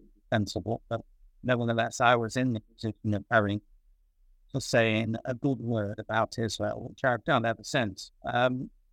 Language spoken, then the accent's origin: English; Manchester, North West England, United Kingdom; also born or lived in Salford / London / United States; born in Salford, near Manchester, in England, 1934